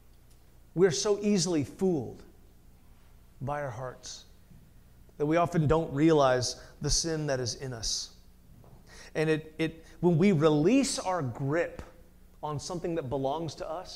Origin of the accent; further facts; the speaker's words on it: United States; American Christians